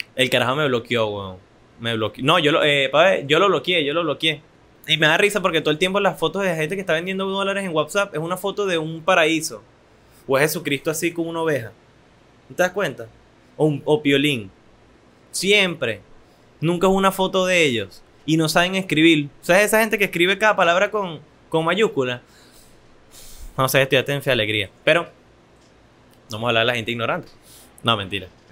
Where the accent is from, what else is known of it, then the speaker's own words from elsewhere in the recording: Venezuela; yo como venezolano, joven, joven adulto venezolano